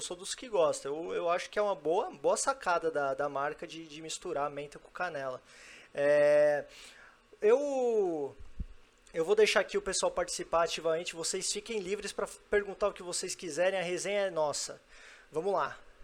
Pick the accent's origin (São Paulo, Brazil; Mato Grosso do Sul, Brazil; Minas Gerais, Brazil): São Paulo, Brazil; now in Brasília, Brazil; Eu sou de São Paulo, mas moro em Brasília há 14 anos